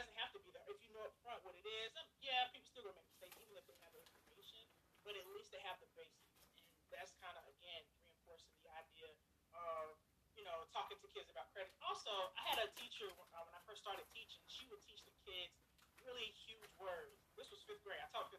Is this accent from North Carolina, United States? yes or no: yes; Liberty, North Carolina, United States; moved away as an adult; also born or lived in Blacksburg, Virginia; I grew up in Liberty, North Carolina